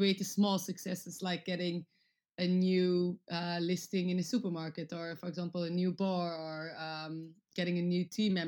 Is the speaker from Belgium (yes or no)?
yes; Antwerp, Flanders, Belgium; moved away as an adult; also born or lived in Netherlands; now in London, United Kingdom; I was born in the Netherlands, but grew up most of my life in Antwerp in Belgium.